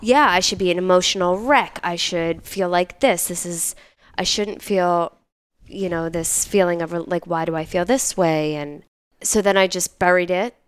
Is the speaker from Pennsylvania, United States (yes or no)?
yes; Philadelphia, Pennsylvania, United States; moved away as an adult; also born or lived in New York; I'm originally from Philadelphia, from Northeast Philadelphia